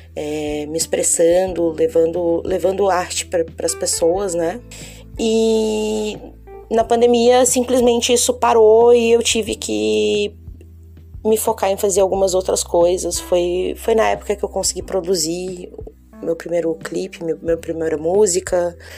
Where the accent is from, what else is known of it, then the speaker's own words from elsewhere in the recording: Florianópolis, Santa Catarina, Brazil; eu sou natural de Floripa